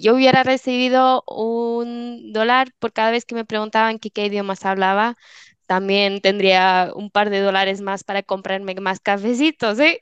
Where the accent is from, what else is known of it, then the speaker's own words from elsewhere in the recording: Switzerland; moved away; soy de Suiza